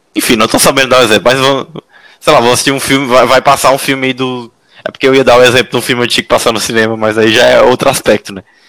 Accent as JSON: {"language": "Portuguese", "town": "Teresina", "region": "Piauí", "country": "Brazil", "moved": "yes", "lives_now": "São José dos Campos, Brazil", "said": "eu sou de Teresina, moro em São José"}